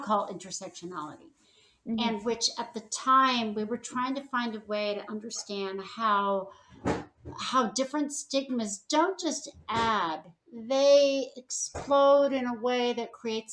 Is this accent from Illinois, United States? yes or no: no; Los Angeles, California, United States; moved away; I'm from the Los Feliz area of Hollywood.